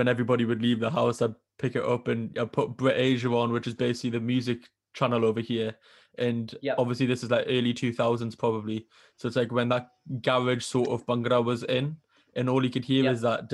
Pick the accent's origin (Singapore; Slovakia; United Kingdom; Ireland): United Kingdom; Newcastle upon Tyne, North East England; I'm from Newcastle in the UK